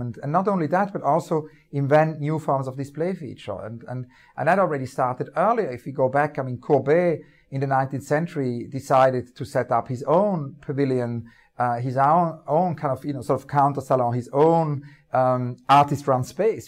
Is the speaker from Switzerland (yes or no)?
yes; Winterthur, Zurich, Switzerland; moved away; near where I grew up, um, in the eastern part of Switzerland.